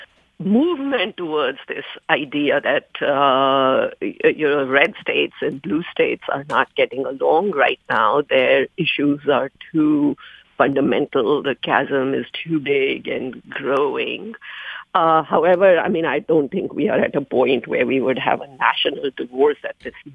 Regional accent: India; moved away; I come from India

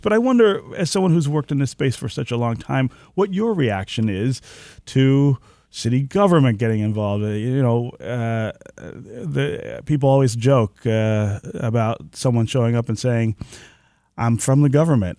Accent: Detroit, Michigan, United States; the neighborhood where I was born near Livernois and Grand River, uh, we lived on, uh, West Tuxedo Street over there

